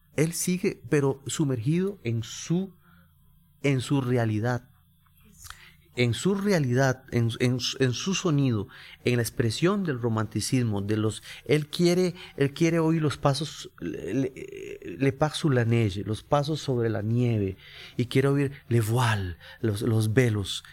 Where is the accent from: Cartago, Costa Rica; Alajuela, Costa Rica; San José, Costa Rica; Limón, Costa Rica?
San José, Costa Rica; por ser costarricense y haber nacido en, San José y creado criado en el barrio Carmen de la Juela